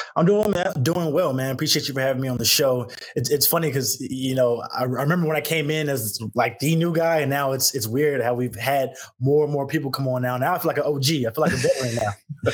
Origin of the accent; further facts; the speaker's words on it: Houston, Texas, United States; moved away; growing up in Houston